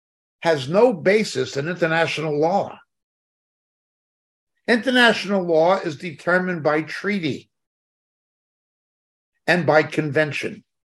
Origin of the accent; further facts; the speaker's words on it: United States; Yeah, I'm Irish American.